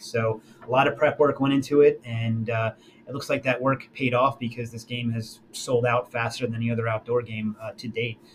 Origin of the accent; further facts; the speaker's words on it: New Jersey, United States; now in North Carolina, United States; where I grew up in Jersey